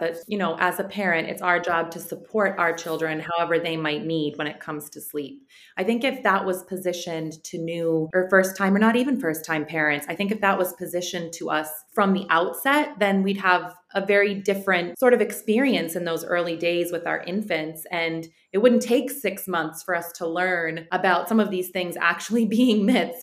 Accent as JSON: {"language": "English", "town": "Sarajevo", "region": "Federation of Bosnia and Herzegovina", "country": "Bosnia & Herzegovina", "also_born_or_lived": "United States", "moved": "yes", "said": "I'm from I'm Bosnian. I'm from Sarajevo"}